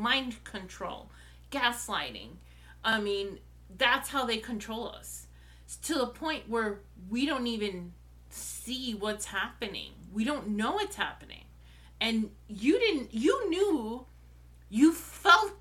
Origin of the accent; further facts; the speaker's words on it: New York City, New York, United States; also born or lived in Brooklyn; we moved from where I was born in Brooklyn to Queens when I was a few months old.